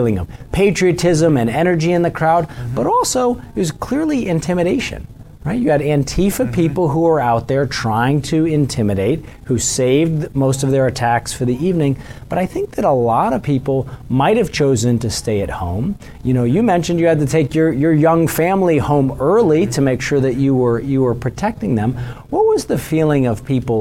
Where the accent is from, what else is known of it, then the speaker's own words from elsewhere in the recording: Missouri, United States; my home state of Missouri